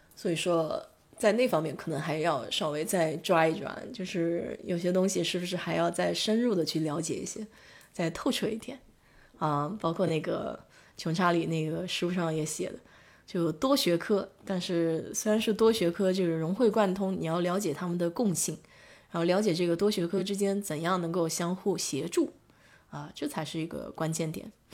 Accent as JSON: {"language": "Chinese", "country": "China", "moved": "yes", "lives_now": "Houston, United States", "said": "我们中国人"}